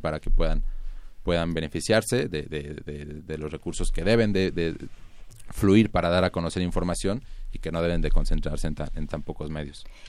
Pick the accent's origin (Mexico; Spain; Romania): Mexico